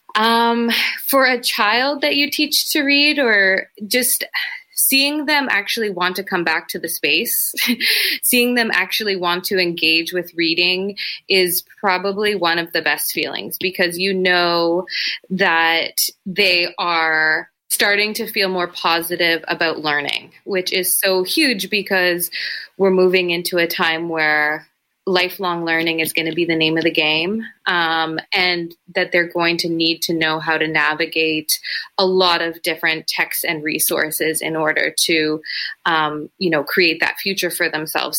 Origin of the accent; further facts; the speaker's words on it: Toronto, Ontario, Canada; I grew up in Etobicoke. It's a, you know, an affluent suburb of Toronto